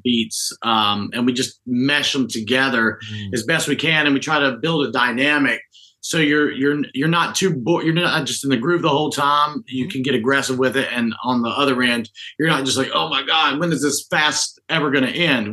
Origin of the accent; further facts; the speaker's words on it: North Carolina, United States; also born or lived in Statesville, North Carolina / Winston-Salem, North Carolina / Charlotte, North Carolina; North Carolina native. Uh, grew up in Statesville, Winston, and Charlotte